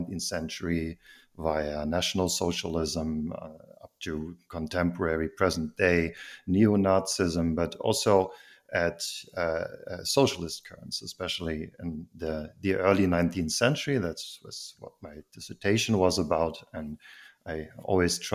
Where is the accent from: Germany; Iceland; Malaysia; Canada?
Germany; Heidelberg, Baden-Württemberg; I am actually from Heidelberg. I'm one of the very rare indigenous species that is actually from there.